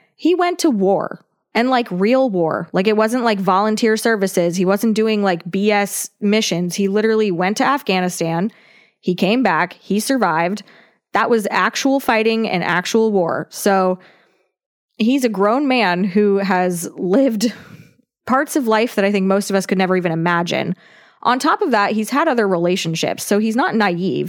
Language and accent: English; California, United States; We are from California